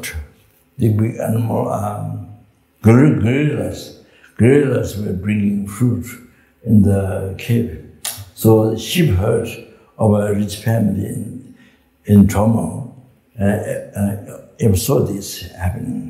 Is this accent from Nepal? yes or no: yes; Solu Khumbu, Koshi Province, Nepal; moved away; also born or lived in Pagri, Tibet / Tibet; I came from Sol Kumbu